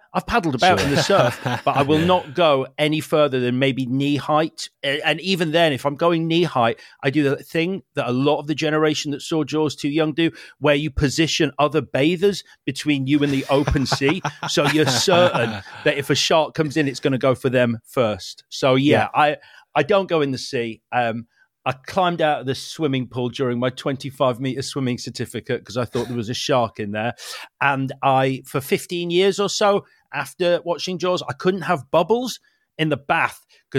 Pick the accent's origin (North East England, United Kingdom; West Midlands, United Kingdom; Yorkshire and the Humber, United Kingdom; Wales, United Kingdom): Yorkshire and the Humber, United Kingdom; Leeds; moved away; I am originally from Leeds.